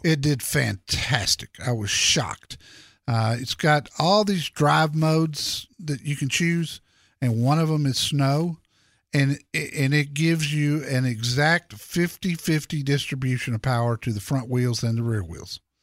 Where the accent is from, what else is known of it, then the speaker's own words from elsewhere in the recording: Dallas, Texas, United States; I grew up in Dallas